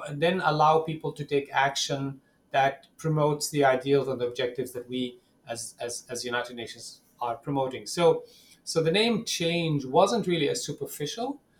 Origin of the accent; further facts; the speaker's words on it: Ramallah, West Bank, Palestine; English is a second language; growing up in Ramallah, in in the West Bank